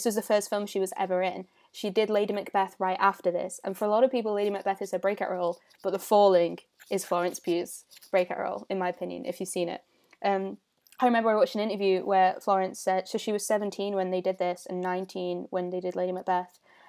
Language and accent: English; Stockport, North West England, United Kingdom; and I'm from Stockport.